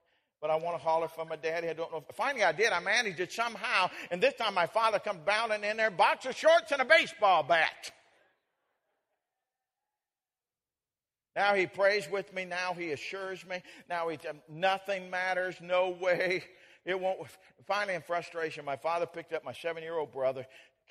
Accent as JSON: {"language": "English", "region": "Colorado", "country": "United States", "tie": "born or raised there", "said": "When I was just a boy, I grew up in Colorado"}